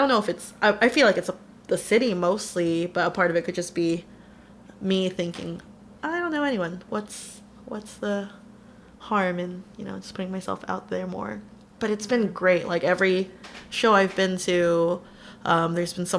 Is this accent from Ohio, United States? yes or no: no; San Diego, California, United States; moved away as an adult; now in Seattle, United States; I grew up in San Diego